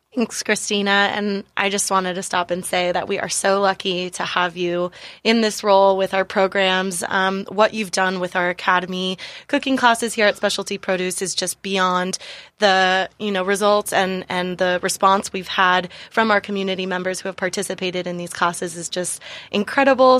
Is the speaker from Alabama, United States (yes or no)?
no; San Diego, California, United States; moved away as an adult; also born or lived in Miami / Washington, District of Columbia, United States / New York City; I actually was born and raised in San Diego, but I left for almost 10 years, kind of living and working in different cities Miami, DC, New York.